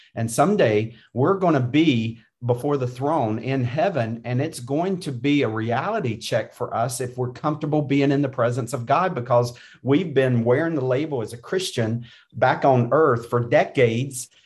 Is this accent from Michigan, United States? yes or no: no; North Carolina, United States; I grew up in North Carolina